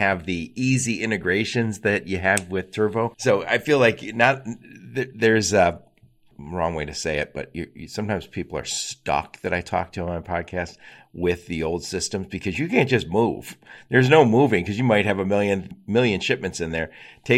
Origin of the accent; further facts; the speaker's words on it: Dearborn, Michigan, United States; I'm from Dearborn.